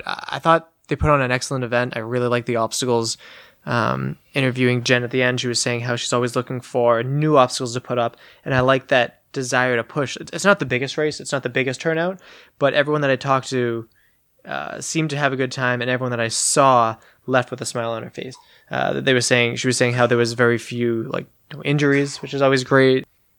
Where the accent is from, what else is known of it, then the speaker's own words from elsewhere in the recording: Massachusetts, United States; I'm like, well, I'm from Massachusetts